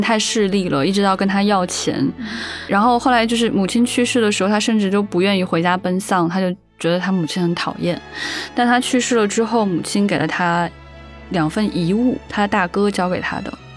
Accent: Xi'an, Shaanxi, China; 我家在西安

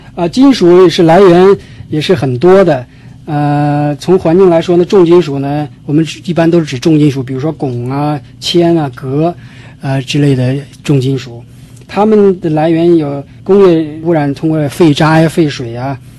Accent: China; moved away as an adult; now in United States; 我是来自中国大陆毕业于中国科学院，来美国有十多年了

